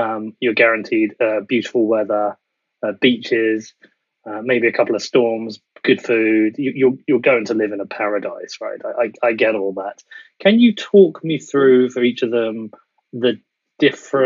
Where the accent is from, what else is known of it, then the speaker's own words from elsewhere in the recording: United Kingdom; as a British citizen